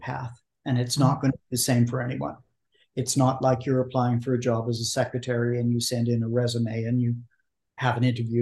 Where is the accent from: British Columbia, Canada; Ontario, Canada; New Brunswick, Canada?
British Columbia, Canada; Vancouver; I was raised in Vancouver, Canada